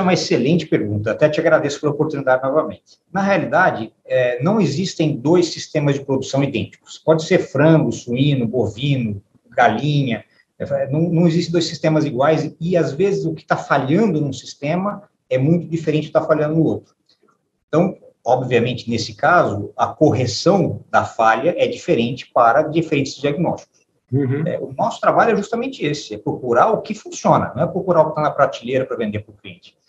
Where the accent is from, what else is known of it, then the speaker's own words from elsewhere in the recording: São José do Rio Preto, São Paulo, Brazil; eu venho de uma família de São José do Rio Preto, nasci, nasci em São José do Rio Preto